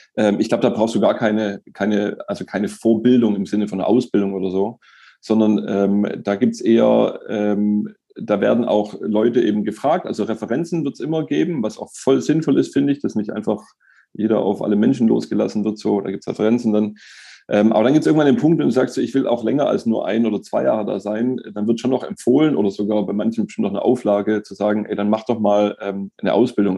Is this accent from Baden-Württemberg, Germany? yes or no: yes; Stuttgart, Baden-Württemberg, Germany; ich bin in Stuttgart geboren, in Bad Cannstatt aufgewachsen